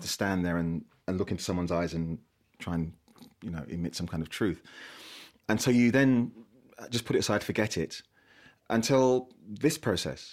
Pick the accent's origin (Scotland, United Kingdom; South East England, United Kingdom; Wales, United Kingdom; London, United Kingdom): London, United Kingdom; I grew up in South East London, grew up in an estate in South East London